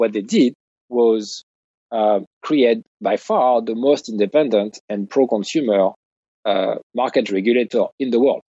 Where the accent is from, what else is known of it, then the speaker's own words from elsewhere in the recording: United States; as an American